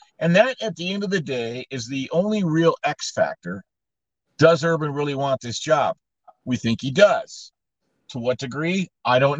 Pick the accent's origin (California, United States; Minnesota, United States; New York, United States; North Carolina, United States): California, United States; moved away as an adult; now in Michigan, United States; I grew up in California, actually as a Michigan fan